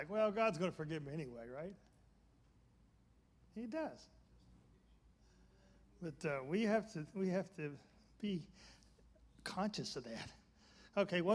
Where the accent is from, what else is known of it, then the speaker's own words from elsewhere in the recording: Birmingham, Alabama, United States; I grew up in Birmingham, Alabama